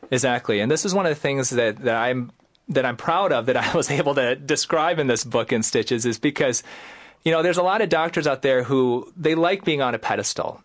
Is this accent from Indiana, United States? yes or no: no; Greenville, Michigan, United States; now in Rochester Hills, United States; I am a Midwesterner. You know, I grew up in Greenville, Michigan.